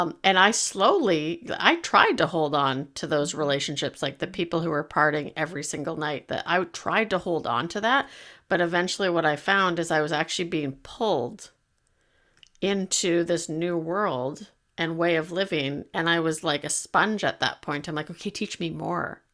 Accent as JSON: {"language": "English", "country": "Canada", "said": "I'm Canadian"}